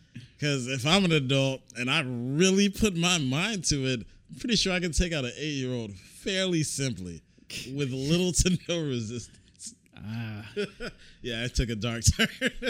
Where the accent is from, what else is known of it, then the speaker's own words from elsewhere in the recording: Indiana, United States; I'm from Indiana.